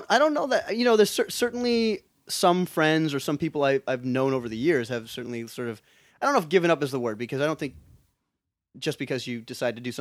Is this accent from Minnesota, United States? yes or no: yes; Minneapolis, Minnesota, United States; moved away as an adult; also born or lived in Vancouver, Canada / London, United Kingdom; now in Los Angeles, United States; I grew up in Minneapolis. Moved to Canada for undergrad.